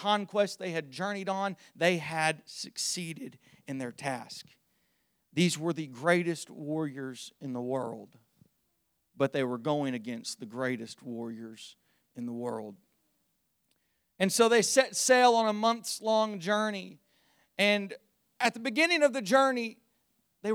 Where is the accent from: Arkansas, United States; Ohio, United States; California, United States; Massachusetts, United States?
Ohio, United States; Zanesville; I was born on Friday, May the 8th, 1998 in Zanesville, Ohio